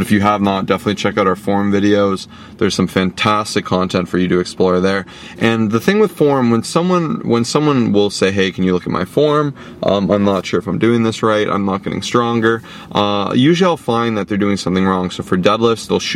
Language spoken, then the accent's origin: English; Toronto, Ontario, Canada; We're from Toronto